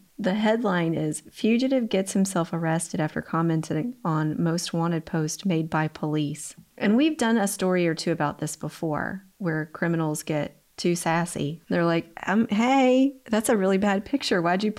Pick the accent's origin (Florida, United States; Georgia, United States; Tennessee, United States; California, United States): Georgia, United States; Conyers; moved away; So I say hometown. It's not my real hometown. It's where I grew up. Conyers, Georgia.